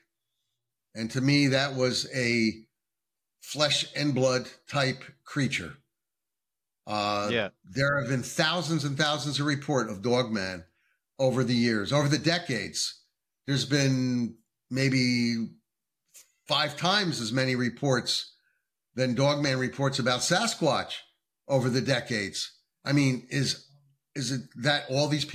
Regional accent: New Jersey, United States; moved away as an adult; now in North Carolina, United States; New Jersey, my home state. Well, formerly my home state. I'm not there anymore. I'm in North Carolina now.

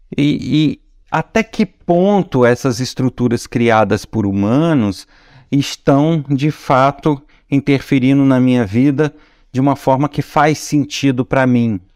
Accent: Nova Friburgo, Rio de Janeiro, Brazil; da terra onde eu nasci, de Nova Friburgo, estado do Rio de Janeiro

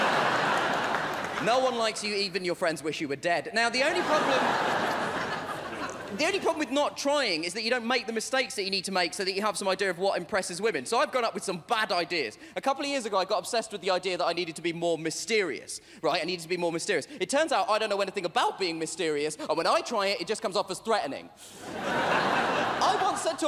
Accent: London, United Kingdom; I was born in London, but my parents were not. My parents come from India

